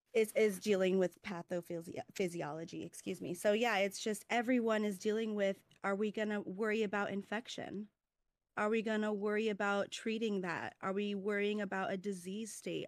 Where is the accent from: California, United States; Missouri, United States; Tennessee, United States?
California, United States; moved away as an adult; also born or lived in Midwest; from DeWardy, California, but currently I am in nursing school in the Midwest